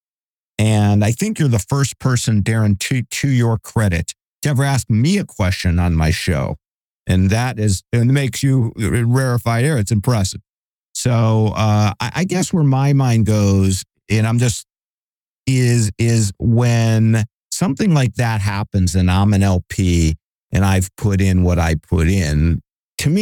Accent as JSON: {"language": "English", "town": "Cleveland", "region": "Ohio", "country": "United States", "moved": "yes", "lives_now": "Bay Area, United States", "said": "I'm in the Bay Area. The land of fruits and nuts, and but I'm originally from Cleveland"}